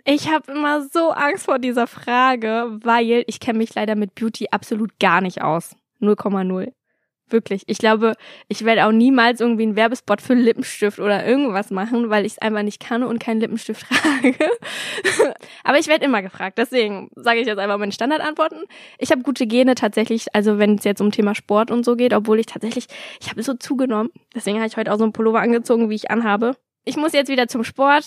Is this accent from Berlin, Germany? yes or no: yes; Berlin, Germany; ich bin in Berlin zur Schule gegangen